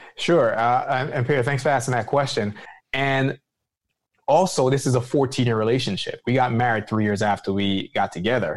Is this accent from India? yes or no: no; Jamaica; moved away; being Jamaican as well, as far as, you know, an immigrant that came to this country